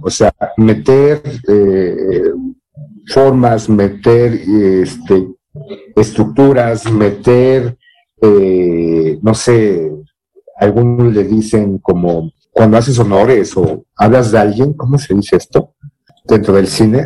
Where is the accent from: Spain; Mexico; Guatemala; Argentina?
Mexico; ser mexicano no es solamente ser prieto como Tenoch Huerta